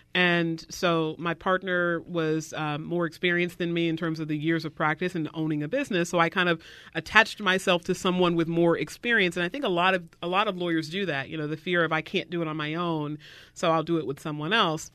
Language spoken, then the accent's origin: English; the South, United States; I was raised in the South